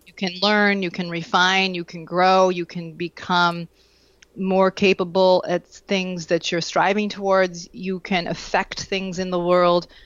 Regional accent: Vermont, United States; moved away; I grew up in Vermont

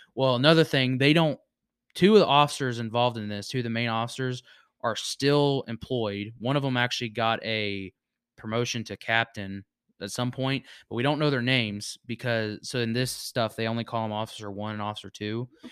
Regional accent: Virginia, United States; moved away; my hometown in Virginia

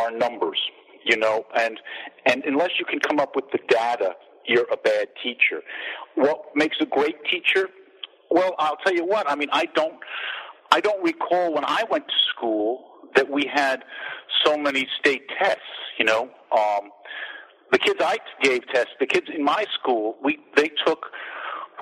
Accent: Long Island, New York, United States; moved away; I'm from Long Island originally

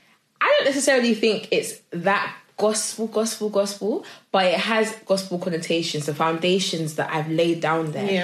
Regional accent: Nigeria; I am Nigerian and it is in my blood

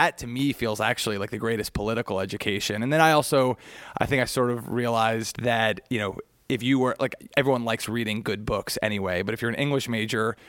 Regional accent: Cincinnati, Ohio, United States; moved away as an adult; my hometown

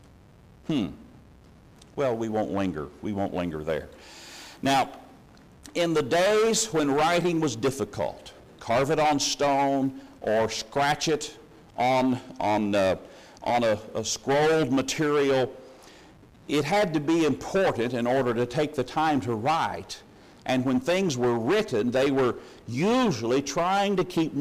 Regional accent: Missouri, United States; moved away; when I was growing up in Missouri

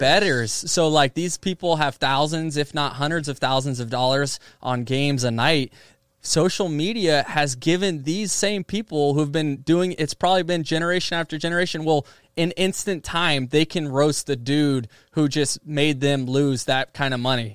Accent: Seminole, Florida, United States; my hometown team

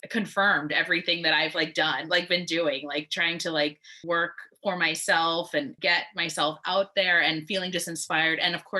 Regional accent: New York City, New York, United States; I'm from New York City, and to maybe let that my accent come out sometimes

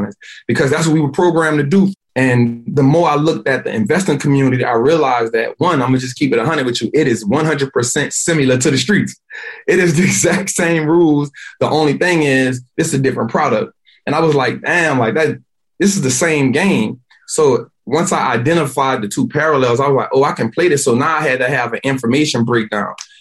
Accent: New Orleans, Louisiana, United States; born and raised in New Orleans, Louisiana

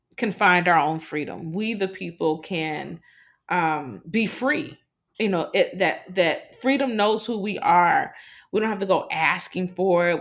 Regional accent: Cleveland, Ohio, United States; moved away as an adult; now in New Orleans, United States; I'm from Cleveland. Most people do not believe I'm from Cleveland, Ohio

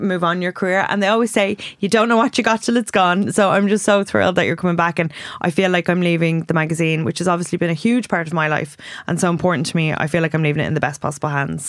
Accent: Ireland; we have Irish skin

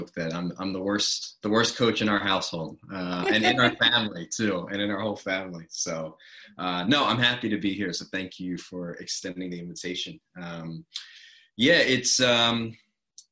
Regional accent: North Carolina, United States; moved away as an adult; also born or lived in Baltimore, Maryland / Massachusetts / Buffalo, New York; spent a large part of my life in North Carolina

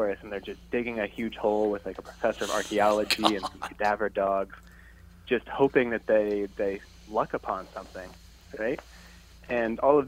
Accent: rural Pennsylvania, United States; moved away as an adult; also born or lived in Rhode Island; Pennsylvania, actually. Just a kid from rural Pennsylvania

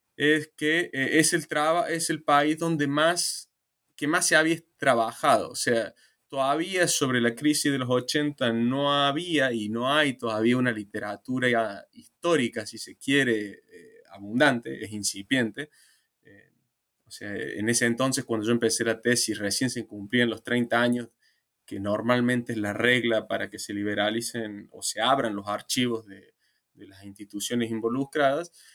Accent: Argentina; Argentina, que es digamos, mi país de origen

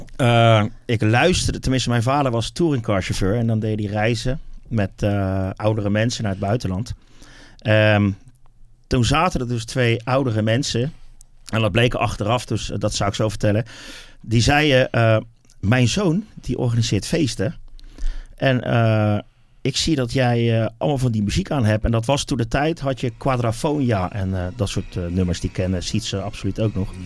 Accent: Wateringen, South Holland, Netherlands; Wateringen. Dat is mm. eigenlijk waar ik vandaan kom en waar ik eh, echt helemaal ben opgegroeid

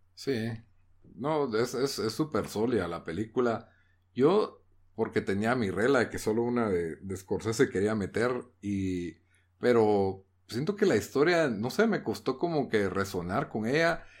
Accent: Guatemala; como guatemalteco

